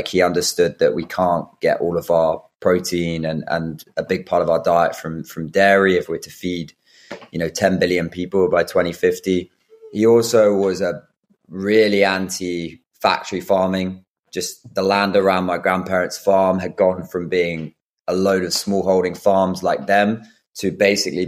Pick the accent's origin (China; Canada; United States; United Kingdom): United Kingdom; Brighton, South East England; I grew up in Brighton outside